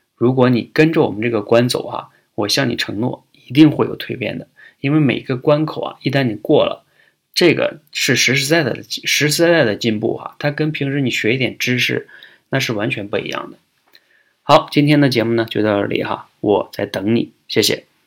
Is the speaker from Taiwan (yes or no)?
no; China; 对我们中国人来说